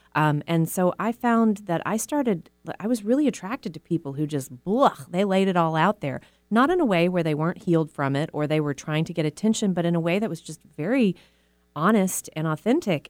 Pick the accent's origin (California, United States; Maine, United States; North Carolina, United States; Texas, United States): Texas, United States; moved away as an adult; now in Seattle, United States; I was raised in the South in a very conservative religious community